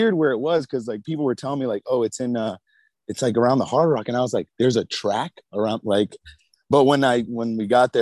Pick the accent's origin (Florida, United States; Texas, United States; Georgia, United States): Florida, United States; Central; moved away; born and raised in Florida, Central Florida